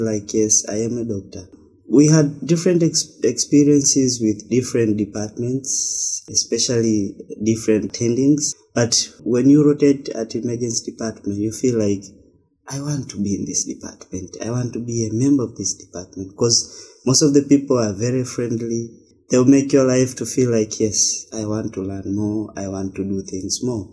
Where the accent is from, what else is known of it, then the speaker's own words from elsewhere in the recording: Tanzania; I was born up and raised up in Tanzania